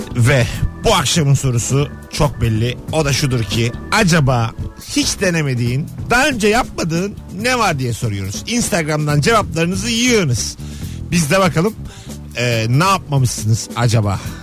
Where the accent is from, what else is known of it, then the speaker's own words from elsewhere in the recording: Bursa, Turkey; Bursalıyım ben. yirmi sene yaşadım